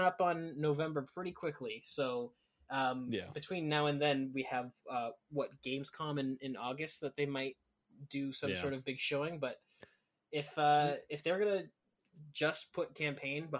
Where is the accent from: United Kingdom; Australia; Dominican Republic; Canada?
Canada; I'm Canadian